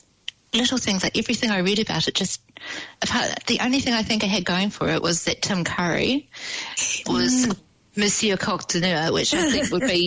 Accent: New Zealand; how many of us grew up with little white sheepskins beside our beds as Kiwi kids?

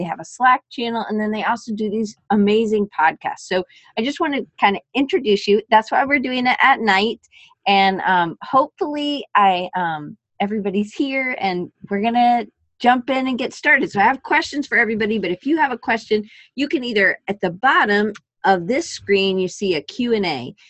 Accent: Georgia, United States; now in Alabama, United States; I'm from Georgia, too, so I understand the pull. I just got to Alabama.

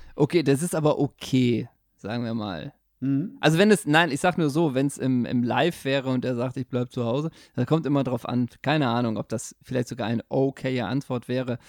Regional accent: Germany; Als Deutscher

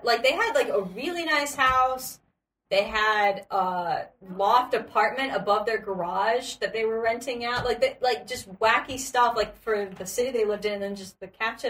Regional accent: United States; moved away as an adult; also born or lived in Sweden; I'm from America.

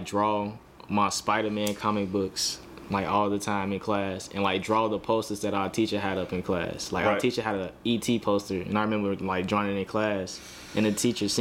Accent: Chicago, Illinois, United States; I'm from Chicago

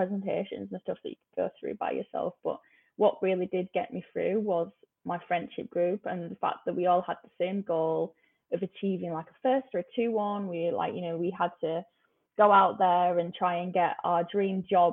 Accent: Huddersfield, Yorkshire and the Humber, United Kingdom; moved away as an adult; now in London, United Kingdom; I went to a normal state school in Huddersfield

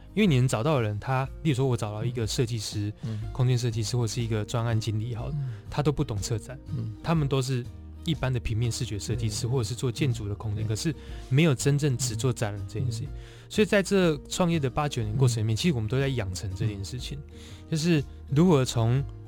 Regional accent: Changhua County, Taiwan; moved away as an adult; 我其实是一个在彰化长大的，嗯。的， 的人这样，嗯。然后从小，嗯。我基本上十八岁以前都在彰化

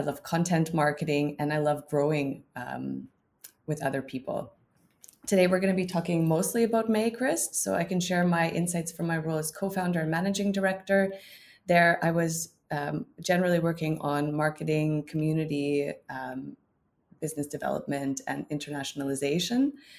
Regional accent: Canada; now in Berlin, Germany; I'm a Canadian living in Berlin since a number of years.

